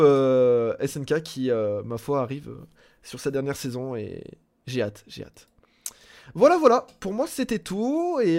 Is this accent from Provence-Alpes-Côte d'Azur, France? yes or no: yes; Marseille, Provence-Alpes-Côte d'Azur, France; je suis Marseillais